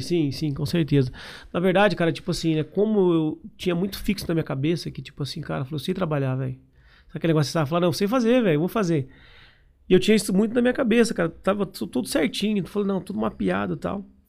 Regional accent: Londrina, Paraná, Brazil; also born or lived in Biporã; Eu nasci em Biporã, aqui do lado, aqui de Londrina. aqui. Vim para Londrina, tinha 7 anos de idade

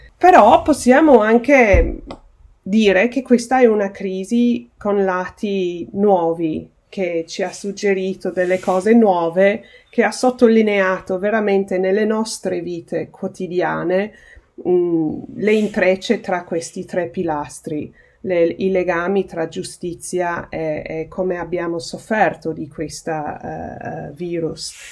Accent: United Kingdom; il mio paese, il Regno Unito

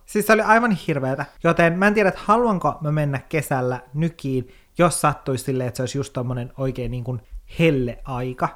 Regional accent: Kemijärvi, Lapland, Finland; Mä oon Kemijärveltä, se on yhtä järveä koko Kemijärvi

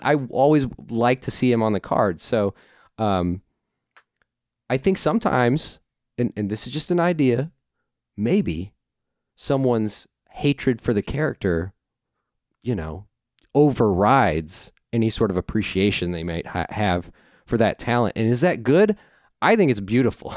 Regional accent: St. Louis, Missouri, United States; I'm from Saint Louis.

